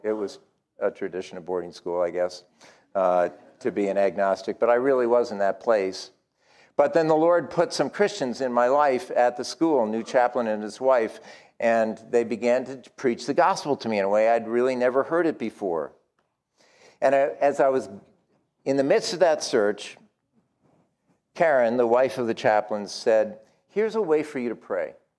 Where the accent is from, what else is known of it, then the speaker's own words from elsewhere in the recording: New England, United States; I am from New England